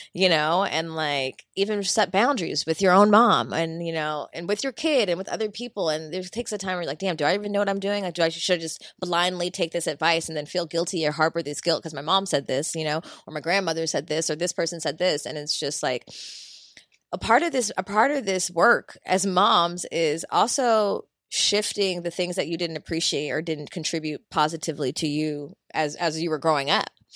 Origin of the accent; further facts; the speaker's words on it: Philadelphia, Pennsylvania, United States; moved away; Philly's my, my hometown